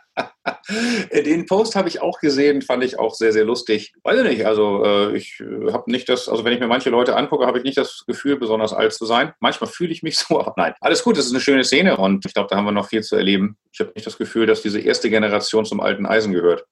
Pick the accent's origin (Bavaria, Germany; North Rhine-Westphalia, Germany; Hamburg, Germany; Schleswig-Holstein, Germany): Hamburg, Germany; ich bin Hamburger gebürtig, so wie meine Frau Julia